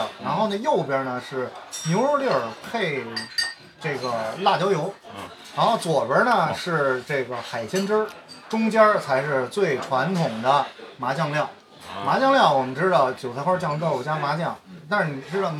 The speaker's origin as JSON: {"language": "Chinese", "region": "Beijing", "country": "China", "said": "我是一个北京人，"}